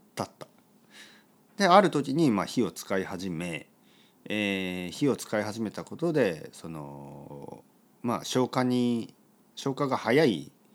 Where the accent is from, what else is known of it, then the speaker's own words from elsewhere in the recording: Japan; 日本人です